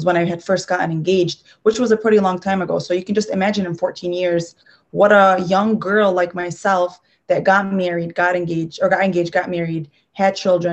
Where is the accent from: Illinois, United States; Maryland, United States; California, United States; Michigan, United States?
Michigan, United States; Dearborn; I come from Dearborn.